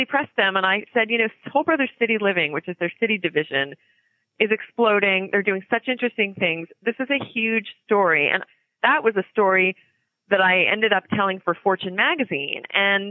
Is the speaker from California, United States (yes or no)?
no; Media, Pennsylvania, United States; I had this wonderful kind of a very idyllic childhood growing up in Media, which is a really unique little place